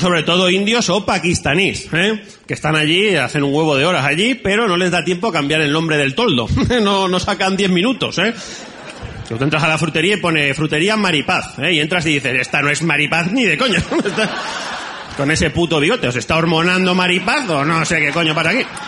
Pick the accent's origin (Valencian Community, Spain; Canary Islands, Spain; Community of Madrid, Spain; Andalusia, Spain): Valencian Community, Spain; Valencia; vengo de Valencia